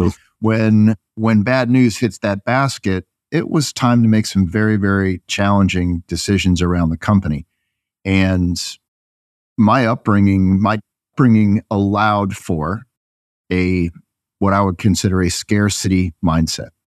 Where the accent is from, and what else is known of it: Northeast, United States; moved away as an adult; also born or lived in Waco, Texas